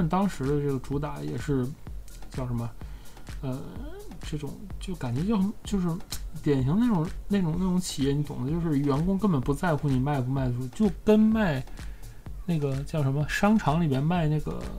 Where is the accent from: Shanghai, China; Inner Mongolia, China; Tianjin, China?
Tianjin, China; 这是作作为天津人来讲啊，这是他们一家子非常荣耀的一件事儿